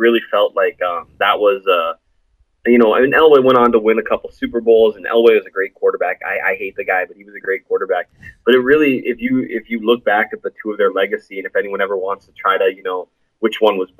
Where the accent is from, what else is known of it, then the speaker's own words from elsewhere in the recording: Kansas City, Missouri, United States; also born or lived in North Dakota / Minnesota; I'm from Minnesota. I'm from North Dakota and Minnesota. I didn't live in the Kansas City area initially growing up. We moved down there when I was in like, I don't know, third or fourth grade, give or take.